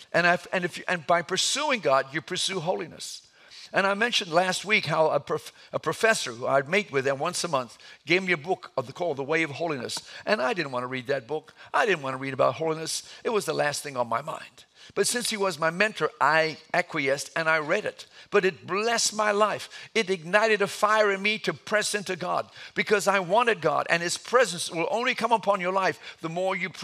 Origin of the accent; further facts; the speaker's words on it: Atlanta, Georgia, United States; I was raised in Atlanta